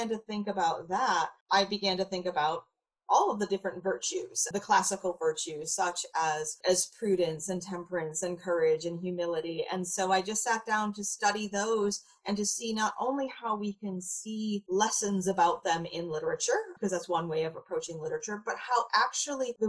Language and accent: English; rural Maine, United States; I grew up in rural Maine